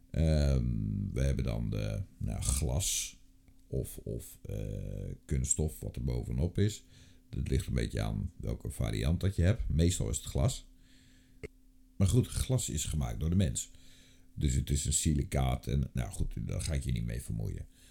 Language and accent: Dutch; North Brabant, Netherlands; ik kom zelf uit Brabant